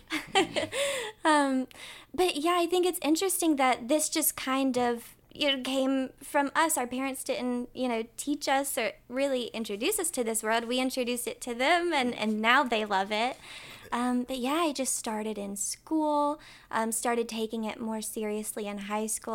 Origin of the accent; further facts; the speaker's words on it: Winston-Salem, North Carolina, United States; I'm from Winston-Salem, North Carolina